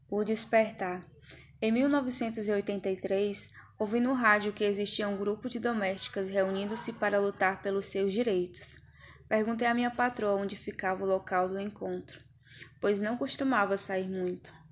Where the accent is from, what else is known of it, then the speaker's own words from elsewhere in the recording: Santo Amaro, Bahia, Brazil; also born or lived in Salvador; Eu nasci em Salvador, no ano de 1957, no bairro de Cosme de Farias. Quando eu fiz cinco anos, meu pai morreu e minha mãe voltou para a zona rural de Santo Amaro da Purificação.